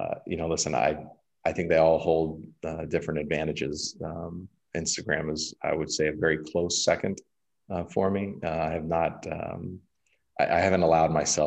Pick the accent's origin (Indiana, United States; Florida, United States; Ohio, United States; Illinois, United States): Florida, United States; Tampa; now in Miami, United States; I grew up in the Tampa area